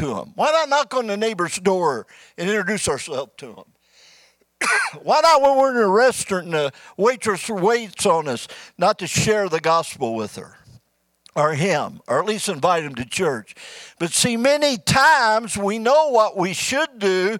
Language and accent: English; Midwest, United States; moved away as an adult; also born or lived in Bullhead City, Arizona; now in Kingman, United States; We're from the Midwest where there's real trees and real green grass.